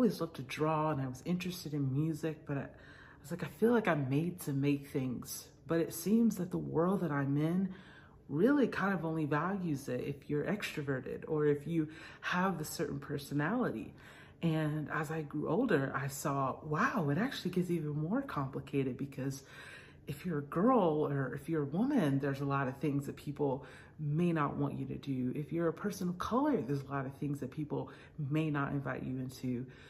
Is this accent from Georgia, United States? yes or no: yes; Atlanta, Georgia, United States; I grew up in Atlanta, Georgia area, where my parents were pastors.